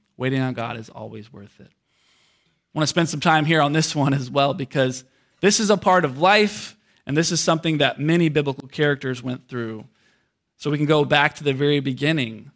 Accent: United States; us as American Christians

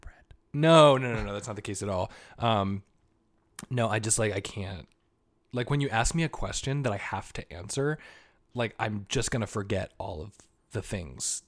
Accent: Southern Vermont, United States; now in New York City, United States; I'm from Southern Vermont.

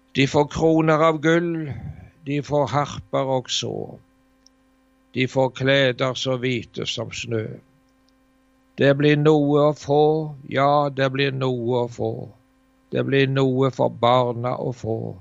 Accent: Varhaug, Rogaland, Norway; hjemme på Varhaug

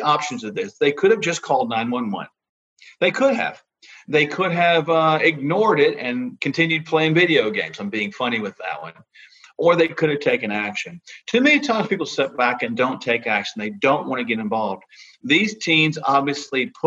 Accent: Oklahoma, United States; my home state, the state of Oklahoma

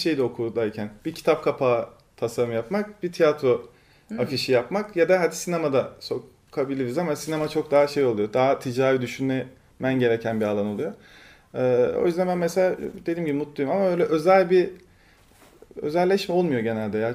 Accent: Turkey; now in Istanbul, Turkey; Biraz küçük bir ilçede büyüdüm ben

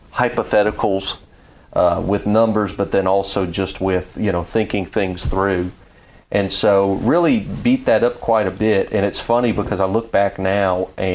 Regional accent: Louisiana, United States; now in near Fort Campbell, United States; I'm from Louisiana

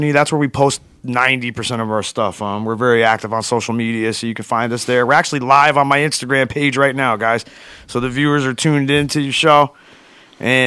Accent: Poughkeepsie, New York, United States; So I grew up there, and it was tough growing up there

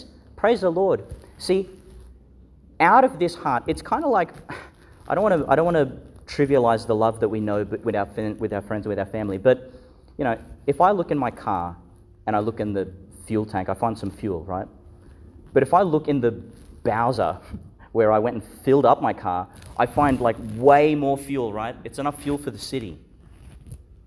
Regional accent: Yeppoon, Queensland, Australia; I grew up in Yeppoon, and the parish there was Sacred Heart Parish

